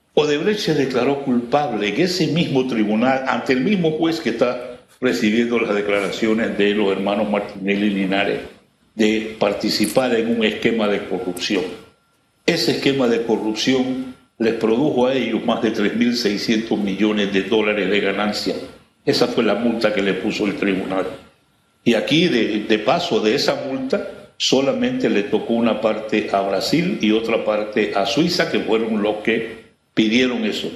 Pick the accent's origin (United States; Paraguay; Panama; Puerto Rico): Panama; nosotros como panameños